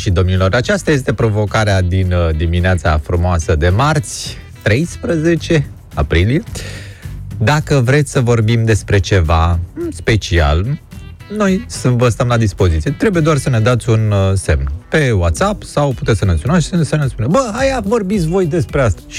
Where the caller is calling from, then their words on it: Bucharest, Romania; Neața, Laurențiu, sunt din București.